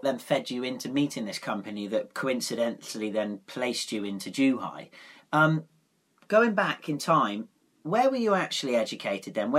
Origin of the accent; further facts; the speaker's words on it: South West England, United Kingdom; Being from the southwest